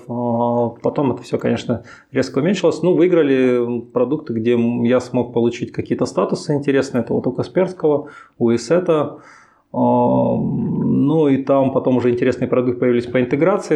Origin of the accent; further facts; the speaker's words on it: Chelyabinsk, Chelyabinsk Oblast, Russia; moved away as an adult; now in Minsk, Belarus; Я сам из Челябинска